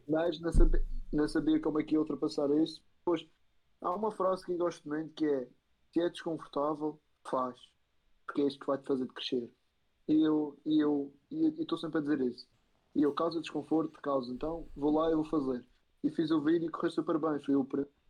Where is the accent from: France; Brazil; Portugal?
Portugal; Madeira; moved away as an adult; now in Spain; Madeira, eu sou da Madeira.